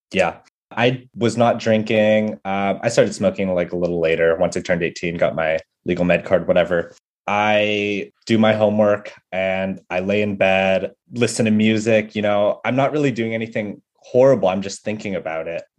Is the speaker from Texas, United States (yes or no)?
no; San Jose, California, United States; moved away as an adult; now in New York, United States; growing up in the Bay Area